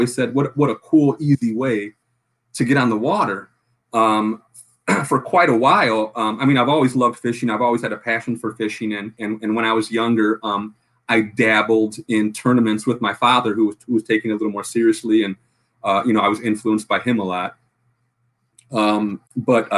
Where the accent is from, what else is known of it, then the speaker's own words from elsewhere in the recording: Chicago, Illinois, United States; I'm from Chicago, Illinois